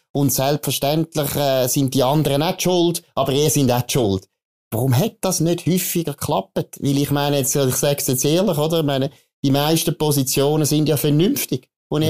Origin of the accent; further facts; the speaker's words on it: Aargau, Switzerland; ich bin im Aargau aufgewachsen